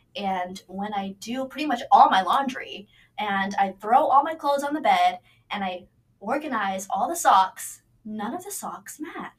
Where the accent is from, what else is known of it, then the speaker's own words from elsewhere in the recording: New York, United States; moved away; I'm from Flushing, Queens, New York.